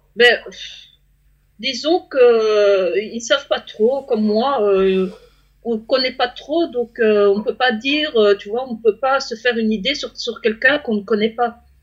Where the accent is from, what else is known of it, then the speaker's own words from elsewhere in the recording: Belgium; moi je suis belge